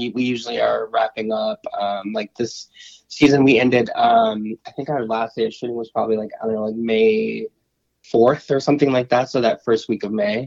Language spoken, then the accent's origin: English; Chicago, Illinois, United States; I was born and raised in Chicago